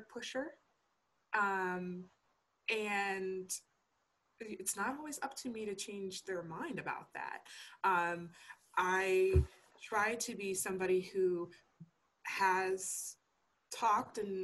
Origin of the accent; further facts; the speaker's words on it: Niagara University, New York, United States; moved away as an adult; also born or lived in Geneseo, New York / Wynnewood, Pennsylvania; now in Pennsylvania, United States; I took an admissions position at Niagara University, which is in my hometown